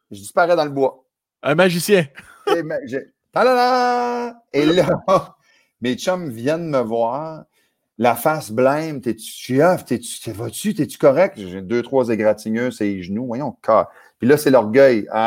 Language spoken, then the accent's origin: French; Acadia, Canada; Fait que chez nous, en Acadie, cul-de-sac, l'onde à peu près un quart de mille.